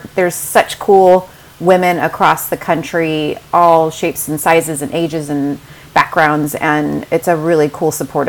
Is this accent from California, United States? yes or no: yes; Huntington Beach, California, United States; also born or lived in Mission Viejo / Dallas; I'm a Southern California native, and I grew up in Huntington Beach